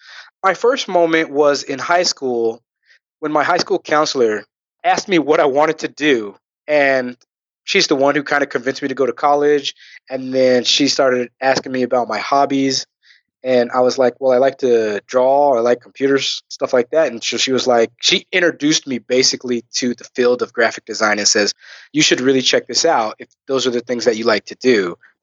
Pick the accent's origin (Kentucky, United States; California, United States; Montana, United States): California, United States; Riverside; Riverside, California.